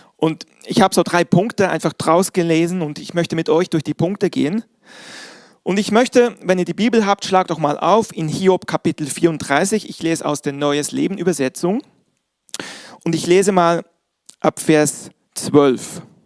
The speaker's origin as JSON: {"language": "German", "region": "Bern", "country": "Switzerland", "tie": "born or raised there", "moved": "yes", "said": "Ich bin, wie ihr wisst, in der Schweiz groß geworden"}